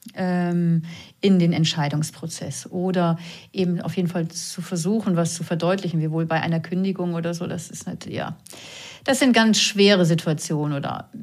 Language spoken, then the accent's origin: German; Northern Germany, Germany; accent: norddeutscher Zungenschlag; now in Vienna, Austria; man hört ja vielleicht meiner Zunge an, ich komme aus Norddeutschland, auch wenn ich jetzt schon 17 Jahre in Wien lebe